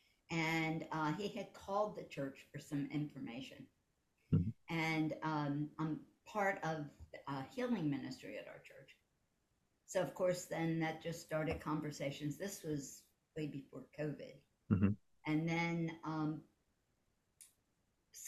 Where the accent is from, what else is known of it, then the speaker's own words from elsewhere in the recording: Philadelphia, Pennsylvania, United States; also born or lived in Pittsburgh, Pennsylvania; now in New Jersey, United States; I grew up in the Philadelphia area, and then moved to the Pittsburgh area.